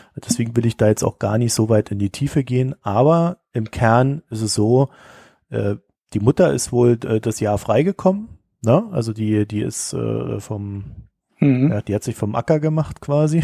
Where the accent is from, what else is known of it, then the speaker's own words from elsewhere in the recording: North Rhine-Westphalia, Germany; bei uns in NRW